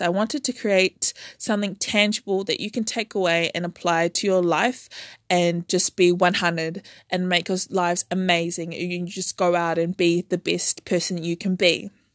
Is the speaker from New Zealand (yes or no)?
yes; Auckland, New Zealand; I was born and raised in Auckland, New Zealand